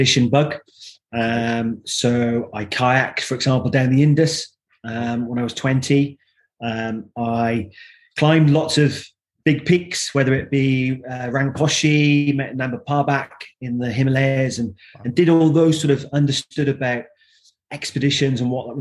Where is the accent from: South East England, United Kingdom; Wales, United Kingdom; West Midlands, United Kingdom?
Wales, United Kingdom; South; moved away as an adult; now in Devon, United Kingdom; I've lived most of my life now in Devon, but I grew up until my early university years in South Wales